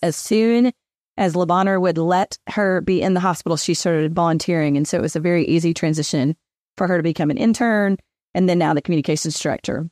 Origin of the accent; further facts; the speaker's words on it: Hendersonville, Tennessee, United States; moved away as an adult; also born or lived in Knoxville, Tennessee; now in Memphis, United States; I was born in Hendersonville, Tennessee, which is just north of Nashville